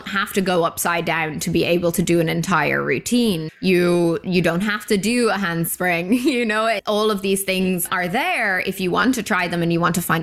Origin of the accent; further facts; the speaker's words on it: Ireland; moved away as an adult; now in Vancouver, Canada; Back home in Ireland